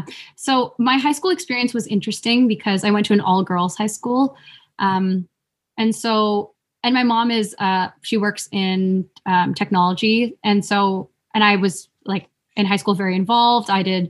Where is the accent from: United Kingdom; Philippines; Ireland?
Philippines; I think there are some tropes around some things that people associate with being Filipino, such as, like, oh, we like to sing karaoke.